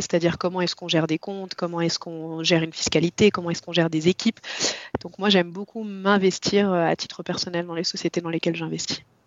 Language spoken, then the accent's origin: French; Lyon, Auvergne-Rhône-Alpes, France; Je viens de Lyon, j'ai trente-trois ans